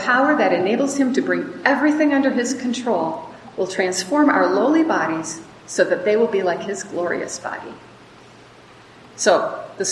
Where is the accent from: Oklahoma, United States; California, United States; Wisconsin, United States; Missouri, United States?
Wisconsin, United States; moved away as an adult; now in Mexico; I grew up in Wisconsin